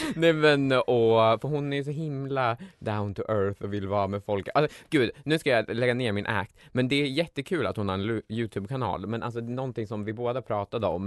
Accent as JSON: {"language": "Swedish", "town": "Gävle", "region": "Gävleborg County", "country": "Sweden", "said": "jag kommer från Gävle"}